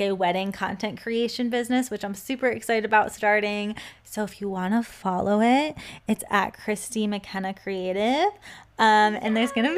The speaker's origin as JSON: {"language": "English", "town": "Cleveland", "region": "Ohio", "country": "United States", "tie": "born or raised there", "also_born_or_lived": "California / Florida", "moved": "as an adult", "said": "I am in Cleveland, Ohio, my hometown"}